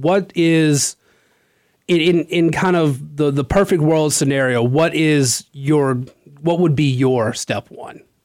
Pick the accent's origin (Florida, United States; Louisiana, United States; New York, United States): Louisiana, United States; Natchitoches Parish; moved away; I come from Natchitoches Parish